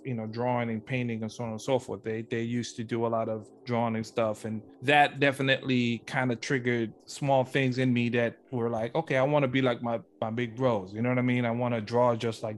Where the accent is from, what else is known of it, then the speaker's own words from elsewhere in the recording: St. Croix, U.S. Virgin Islands; now in Los Angeles, United States; I'm from the small little island of St. Croix, of part of the U.S. Virgin Islands.